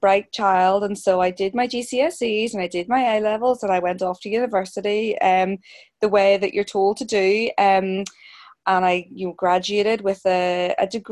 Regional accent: Belfast, Northern Ireland, United Kingdom; I'm a Belfast girl, born and bred in Belfast, Northern Ireland

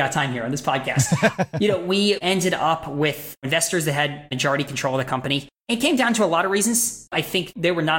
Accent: Westchester, New York, United States; moved away; also born or lived in Boston; we're both from New York, myself from Westchester

